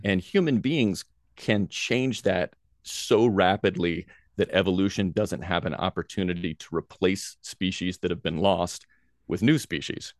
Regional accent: Nashville, Tennessee, United States; moved away as an adult; also born or lived in Greenville, South Carolina / Hawaii; I grew up in Nashville, Tennessee

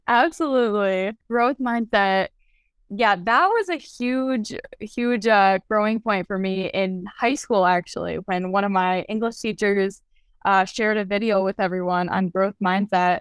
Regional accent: Lafayette, Indiana, United States; I'm from Lafayette, Indiana

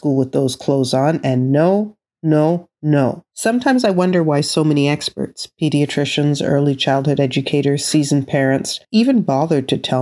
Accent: Canada; I was born and raised in Canada, I come from West Indian heritage

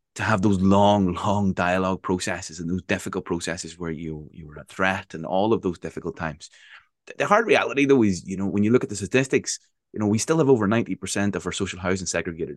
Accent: Northern Ireland, United Kingdom; growing up in Northern Ireland

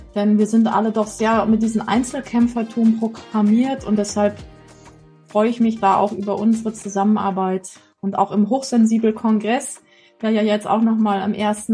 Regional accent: East Germany, Germany; wir sind ja in der DDR groß geworden

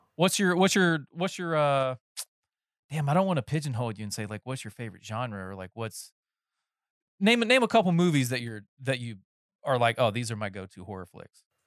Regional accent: North Carolina, United States; moved away; I'm from North Carolina originally

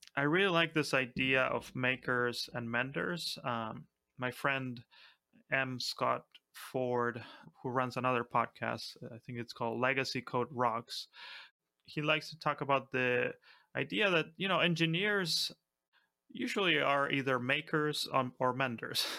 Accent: Argentina; I'm from Argentina

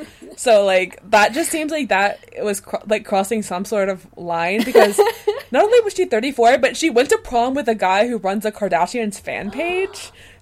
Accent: the South, United States; the part of the South where we're from

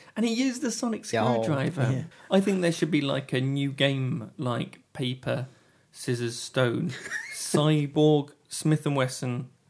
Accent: England, United Kingdom; Even I, as an Englishman

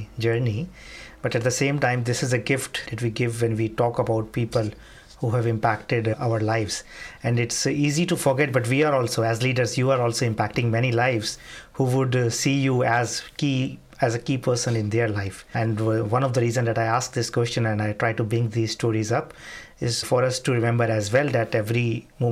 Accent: India; moved away as an adult; now in United Kingdom; I come from India and then being here for 8 years already

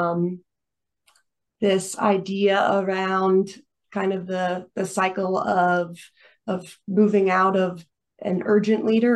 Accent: Greenville, South Carolina, United States; also born or lived in Florida; came back to my hometown of Greenville, South Carolina

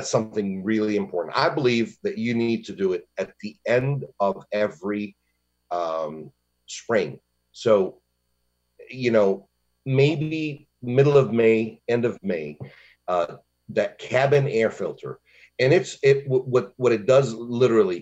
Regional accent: Michigan, United States; now in Longwood, United States; I'm from Michigan, and, you know, in the winter, we could see a negative 30

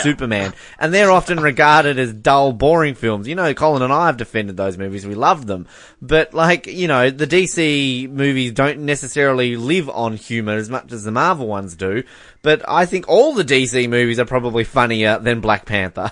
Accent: Australia; as an Australian

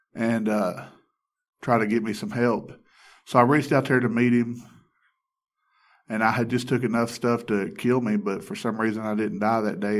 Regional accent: Alabama, United States; I grew up in Alabama

